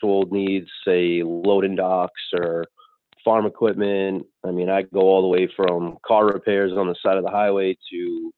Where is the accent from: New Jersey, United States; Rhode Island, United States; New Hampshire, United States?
Rhode Island, United States; moved away; I'm originally from Rhode Island